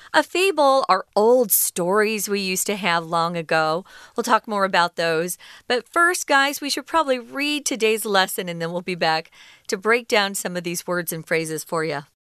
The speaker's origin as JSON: {"language": "English", "country": "United States", "moved": "yes", "lives_now": "Taiwan", "said": "I reside in Taiwan. I wasn't born here. I'm an American citizen, but I do reside in Taiwan"}